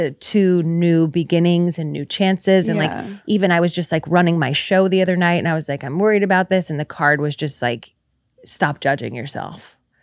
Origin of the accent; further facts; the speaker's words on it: San Francisco, California, United States; I'm from San Francisco.